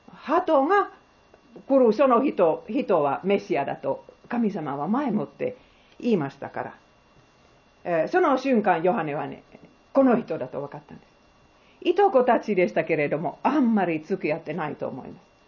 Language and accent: Japanese; Finland; Japanese is a second language; also born or lived in Bangladesh; now in Japan; 私はフィンランドで生まれた